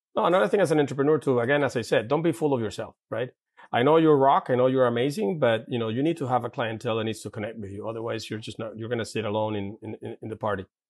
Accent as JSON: {"language": "English", "town": "Caracas", "region": "Capital District", "country": "Venezuela", "tie": "born or raised there", "second_language": "English", "moved": "yes", "said": "I grew up in, uh, in Santa Paula, in Caracas"}